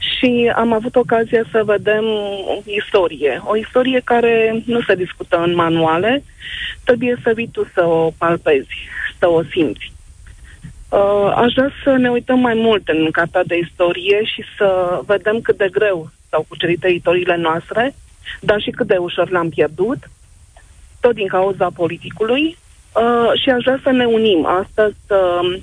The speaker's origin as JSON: {"language": "Romanian", "town": "Târgu Ocna", "region": "Bacău County", "country": "Romania", "tie": "born or raised there", "moved": "yes", "lives_now": "Bucharest, Romania", "said": "m-am născut în Târgocna, am copilărit acolo, uh, reprezint cu mândrie orașul, oriunde mă duc, zic că sunt moldoveancă din Bacău"}